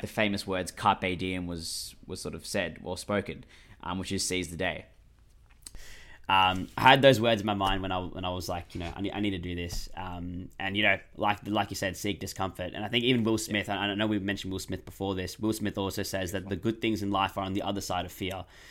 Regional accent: Australia; I'm Australian, mate, one hundred percent.

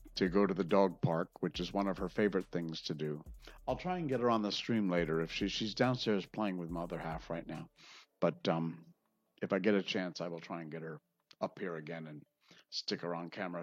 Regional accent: Connecticut, United States; moved away; I grew up in Connecticut

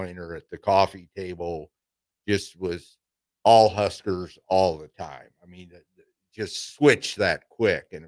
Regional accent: Ord, Nebraska, United States; I grew up in Ord, born there. Ord's right about 50 miles northwest of Grand Island, Nebraska

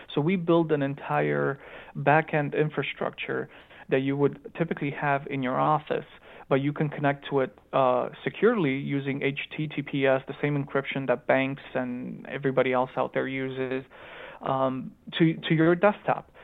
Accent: Chicago, Illinois, United States; accent: Romanian accent mixed with Chicagoan accent; also born or lived in Romania / Phoenix, Arizona; I was actually born in Romania, but I grew up in Chicago, Illinois

